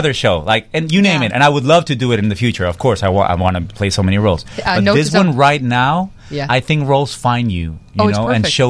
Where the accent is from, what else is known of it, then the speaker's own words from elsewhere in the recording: Monterrey, Nuevo León, Mexico; moved away as an adult; it's 4 hours away from Monterrey, Mexico, which is my hometown.